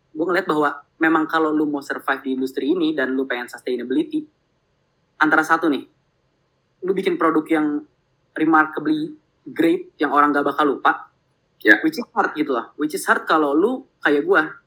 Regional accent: Bandung, West Java, Indonesia; also born or lived in Jakarta; gue lahir di Jakarta tapi oh, gue eh, tiga okay. uh, perempat hidup gue di Bandung

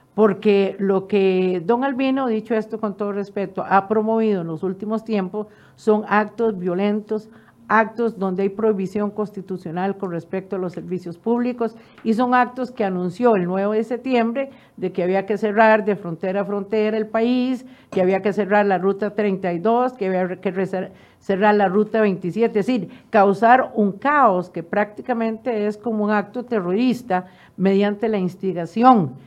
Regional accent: Costa Rica; como ciudadana costarricense

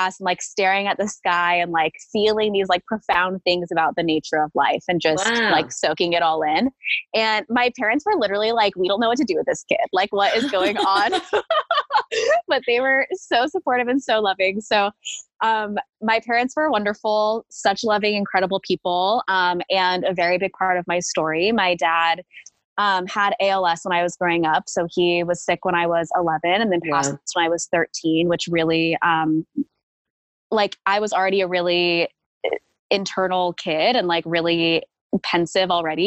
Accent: Fresno, California, United States; I grew up in Fresno, California

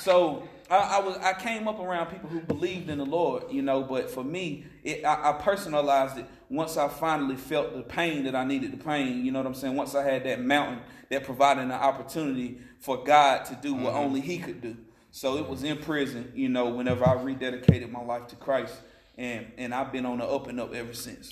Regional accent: Asheville, North Carolina, United States; I'm from here, Western North Carolina native. I've been in Asheville for a long time since like the eighth grade

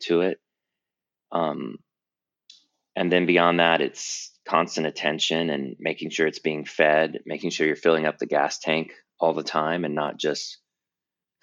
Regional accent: Tampa, Florida, United States; moved away as an adult; also born or lived in North Carolina / California; I'm originally from Tampa, Florida, and I grew up in the South between Florida and North Carolina

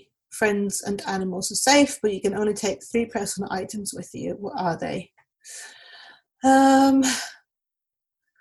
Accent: Mexico; now in London, United Kingdom; I currently live in London, but I'm originally from Mexico, where I was born and raised.

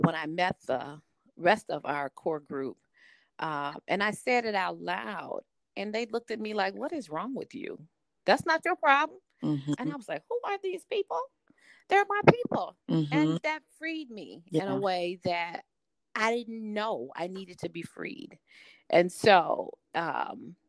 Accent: the South, United States; I'm a Southerner, and that's a blessing, but it's also a challenge that I'm a Southern woman

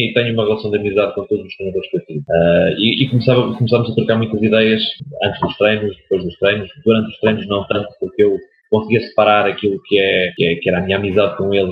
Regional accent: Oliveira do Bairro, Centro, Portugal; also born or lived in Sangalhos / Coimbra; sou de Oliveira do Bairro, distrito de Aveiro

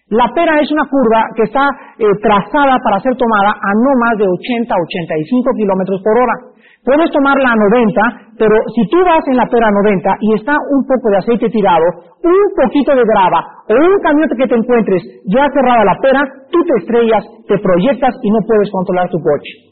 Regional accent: Mexico; Yo como buen mexicano

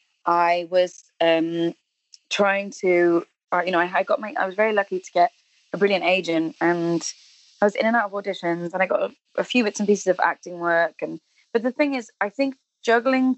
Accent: Cardiff, Wales, United Kingdom; moved away as an adult; also born or lived in London; born and bred, really, and I'm a Welsh speaker as well, so my education and everything was in Welsh language

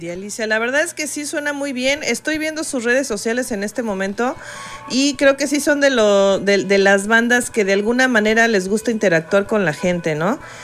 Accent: Coacalco, State of Mexico, Mexico; vengo de Coacalco

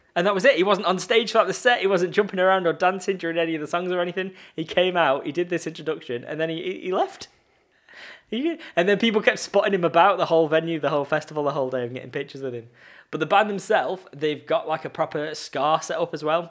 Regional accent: Blackpool, North West England, United Kingdom; I'm in Blackpool, like, I'm in my hometown

